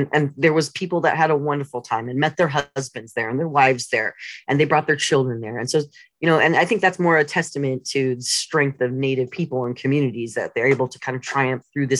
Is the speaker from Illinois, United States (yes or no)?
no; Southern California, United States; growing up, and I grew up in Southern California, where, you know, we tend to be more amenable to Native cultures, especially I was in Chumash territory.